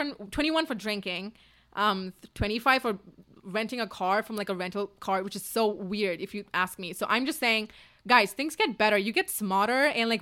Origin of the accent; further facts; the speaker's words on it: Dubai, United Arab Emirates; now in Los Angeles, United States; I came from Dubai a city to another city and I'm just like, I need something new, you know?